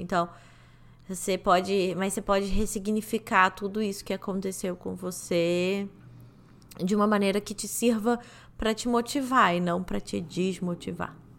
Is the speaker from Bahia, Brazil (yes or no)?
no; Rio de Janeiro, Brazil; moved away; eu já não morava mais no Rio de Janeiro, sabe? Quando eu saí do Rio de Janeiro